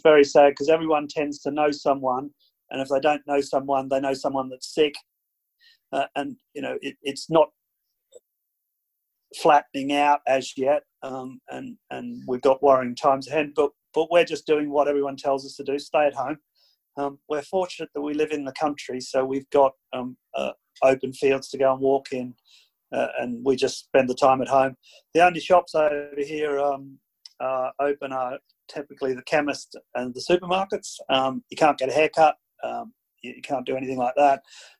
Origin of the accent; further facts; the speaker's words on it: Robinvale, Victoria, Australia; moved away as an adult; also born or lived in Ballarat; now in United Kingdom; So I was born in Romville in 63. My family were, like yours are, fruit blockies. I left Romville in 1991.